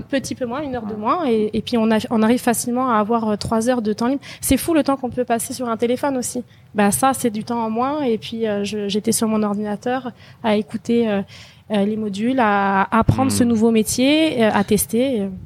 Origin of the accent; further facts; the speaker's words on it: France; moved away as an adult; also born or lived in Quebec, Canada; now in Canada; née en France et j'ai décidé de quitter la France quand j'avais 24 ans